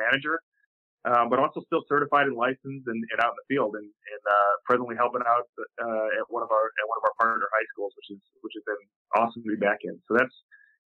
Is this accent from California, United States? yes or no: no; suburban Chicago, Illinois, United States; school I attended, which is very small in suburban Chicago